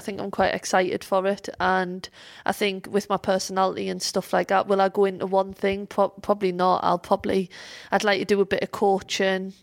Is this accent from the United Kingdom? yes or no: yes; Sunderland, North East England, United Kingdom; moved away; Sunderland is my hometown, um, and Fulwell is a part of Sunderland